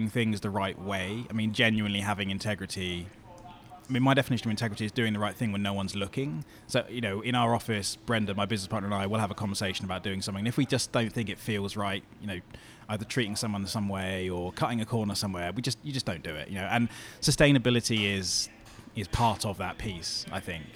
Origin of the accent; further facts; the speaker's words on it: Bournemouth, South West England, United Kingdom; moved away; This is where I grew up in Bournemouth